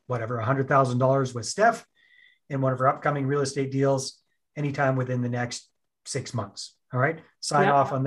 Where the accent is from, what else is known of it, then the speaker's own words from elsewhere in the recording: Canada; I'm Canadian. I'm up here in Canada.